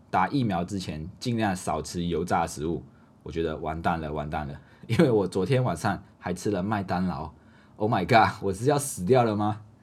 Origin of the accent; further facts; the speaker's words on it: Malaysia; now in Taiwan; 我们马来西亚人，我们外国人